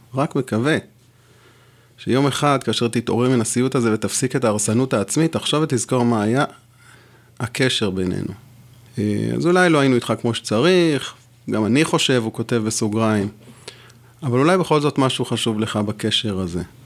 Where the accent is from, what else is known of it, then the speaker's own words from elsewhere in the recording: Jerusalem, Jerusalem District, Israel; first language French; moved away as an adult; also born or lived in Gush Katif; חזרתי לירושלים